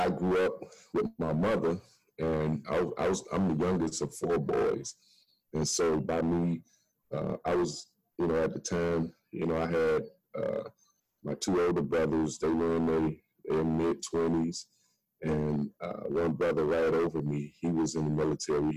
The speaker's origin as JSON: {"language": "English", "region": "Midwest", "country": "United States", "tie": "born or raised there", "moved": "yes", "lives_now": "Miami, United States", "said": "I was born in Miami, but of course I was raised in the Midwest"}